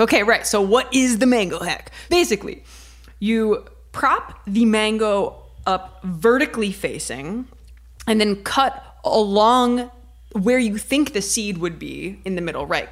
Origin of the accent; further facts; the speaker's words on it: Ohio, United States; I'm from Ohio